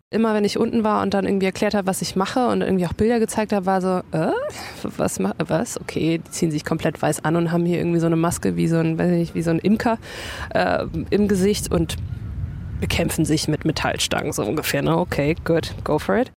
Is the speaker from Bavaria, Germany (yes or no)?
yes; Bayreuth, Bavaria, Germany; ich bin halt in Bayreuth groß geworden